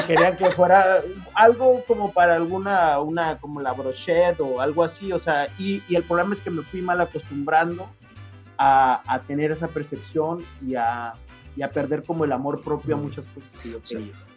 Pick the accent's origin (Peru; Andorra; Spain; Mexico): Mexico; Sinaloa; moved away as an adult; also born or lived in Marseille, France; now in Paris, France; Yo vengo de Sinaloa, de la costa del Pacífico